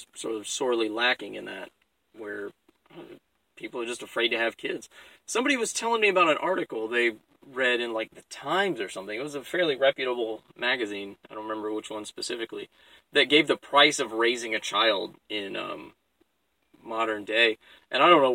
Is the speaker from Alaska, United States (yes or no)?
yes; Alaska, United States; I'm from Alaska